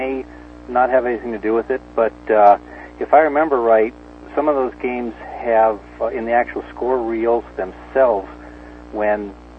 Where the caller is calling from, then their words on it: Santa Maria, California, United States; I'm out in Santa Maria, California.